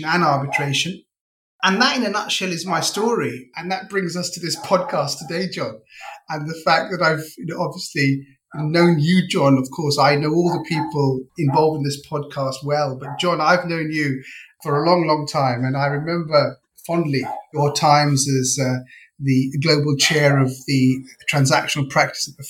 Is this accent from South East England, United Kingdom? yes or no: no; London, United Kingdom; And I grew up in Northwest London, in a suburb of London, which is in the borough of Harrow.